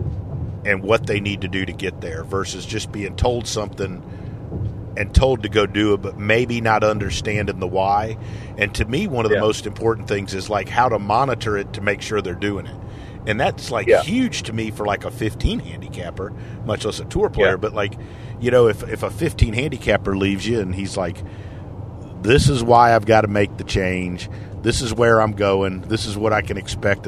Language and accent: English; Alabama, United States; from Alabama